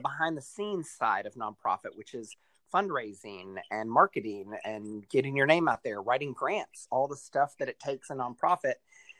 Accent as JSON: {"language": "English", "town": "Lexington", "region": "Kentucky", "country": "United States", "tie": "born or raised there", "also_born_or_lived": "Dayton, Ohio / Portland, Oregon", "moved": "as an adult", "said": "I grew up in Lexington, Kentucky, and I got started in nonprofit work here, 17 or 18 years ago."}